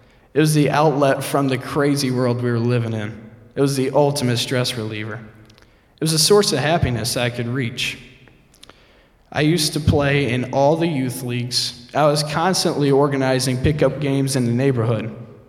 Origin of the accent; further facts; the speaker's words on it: Fort Wayne, Indiana, United States; born there; also born or lived in Oceanside, California / Maryland; My journey dates back to January 6, 1995, where I was born in Fort Wayne, Indiana. My father was a Marine, and a few years after my birth, we moved to Oceanside, California, on another military base.